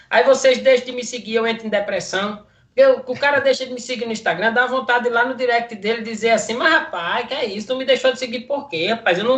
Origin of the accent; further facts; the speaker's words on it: Northeast Region, Brazil; nordestino, eu sou acostumado a comer caranguejo